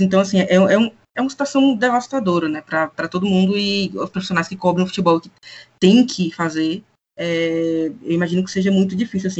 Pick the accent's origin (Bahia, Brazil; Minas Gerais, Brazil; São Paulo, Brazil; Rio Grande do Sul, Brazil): Bahia, Brazil; interior of; sou do interior da Bahia